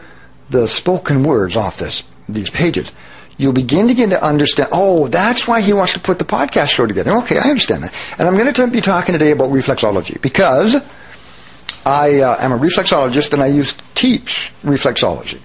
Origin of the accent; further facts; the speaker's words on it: Abbotsford, British Columbia, Canada; my hometown of Abbotsford, British Columbia